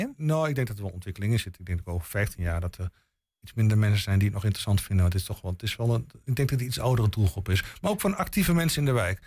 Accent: Boekelo, Overijssel, Netherlands; Ik kom zelf uit Boekelo

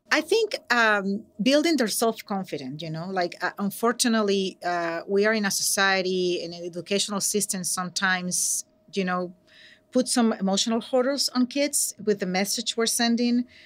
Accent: Venezuela; English is a second language; now in San Francisco, United States; I'm from Venezuela, so, um, I'm an immigrant and an English language learner, proud.

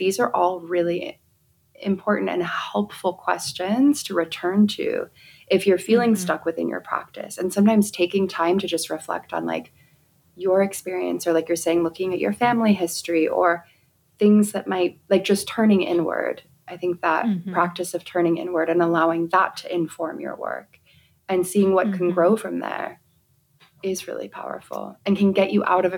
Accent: England, United Kingdom; personal experiences growing up in England and the countryside.

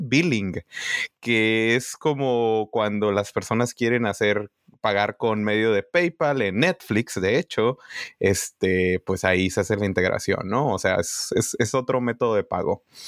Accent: Tijuana, Baja California, Mexico; moved away as an adult; also born or lived in Ensenada, Baja California; now in Santa Clara, United States; yo me considero tijuanense porque crecí desde los seis años allá

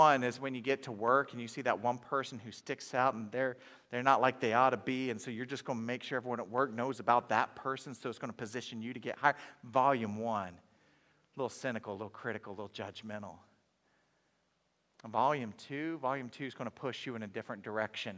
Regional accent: Inola, Oklahoma, United States; I grew up in Inola, Oklahoma

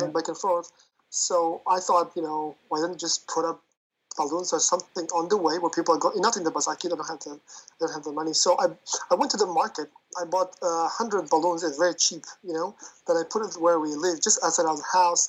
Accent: Uzbekistan; moved away; I come also from Uzbekistan originally.

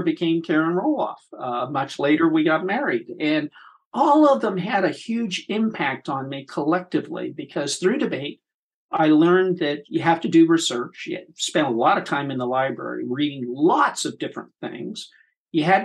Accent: Terre Haute, Indiana, United States; I grew up in Terre Haute, Indiana.

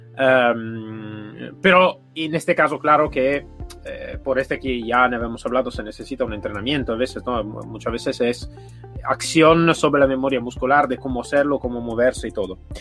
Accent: Italy; Spanish is a second language; now in Spain; yo soy italiano, vivo aquí en España

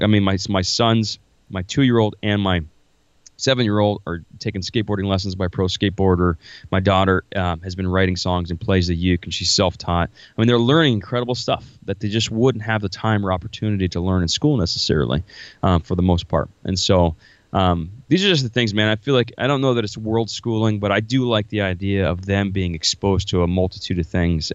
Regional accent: Florida, United States; moved away as an adult; now in Iowa, United States; I'm originally from Florida.

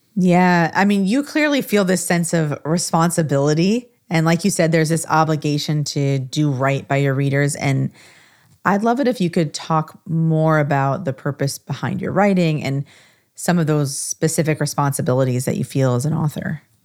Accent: Des Moines, Iowa, United States; Des Moines, Iowa, my hometown

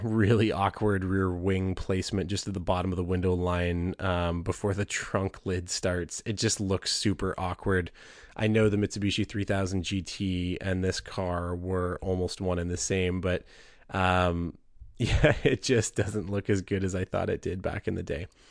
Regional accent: Southern Ontario, Canada; I was from Southern Ontario

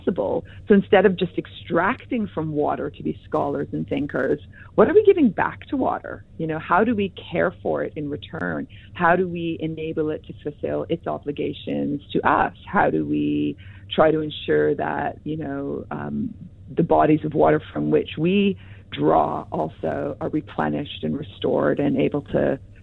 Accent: Hamilton, Ontario, Canada; moved away; Hamilton, Ontario, which is my hometown on the Great Lakes

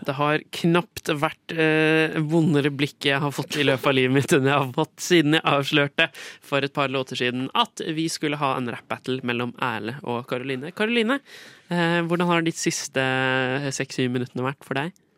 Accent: Skien, Vestfold og Telemark, Norway; moved away; var jeg hjemme i Skien og Porsgrunn. Eh, jeg kom jo fra Skien

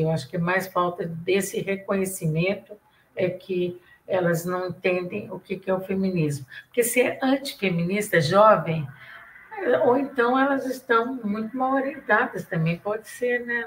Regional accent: Santos, São Paulo, Brazil; accent: mineiro; also born or lived in Minas Gerais; now in São Paulo, Brazil; eu sou mineira, mas fui criada em Santos

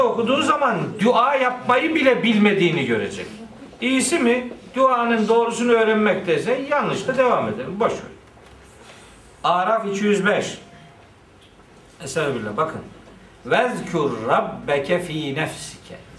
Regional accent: Black Sea Region, Turkey; bizim oranın ağzıyla

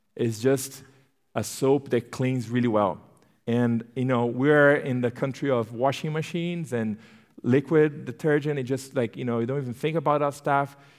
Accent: Brazil; English is a second language; moved away as an adult; also born or lived in Turkey; now in United States; I'm born and raised in Brazil. So, yes, I have an accent

